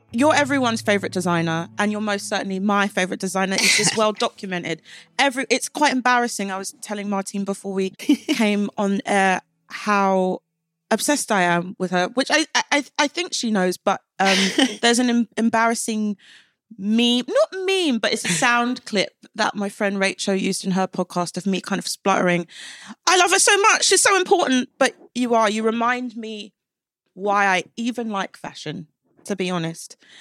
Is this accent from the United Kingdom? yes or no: yes; London, United Kingdom; I grew up in East London